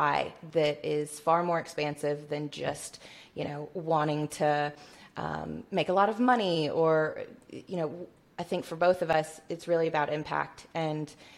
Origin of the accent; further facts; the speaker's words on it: Tuscaloosa, Alabama, United States; I grew up in Tuscaloosa, Alabama